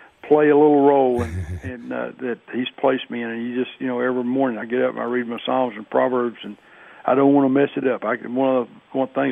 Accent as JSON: {"language": "English", "town": "Bonham", "region": "Texas", "country": "United States", "tie": "born or raised there", "said": "I grew up in East Texas, a small town in East Texas, Bonham, Texas"}